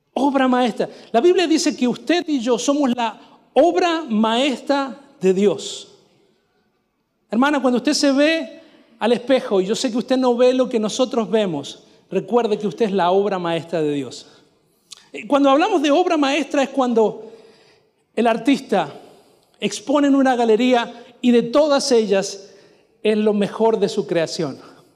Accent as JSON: {"language": "Spanish", "region": "Mendoza", "country": "Argentina", "also_born_or_lived": "Quilmes, Buenos Aires Province / northern Florida, United States", "first_language": "Spanish", "moved": "as an adult", "lives_now": "Florida, United States", "said": "Yo era un mendocino que había llegado con su saxofono"}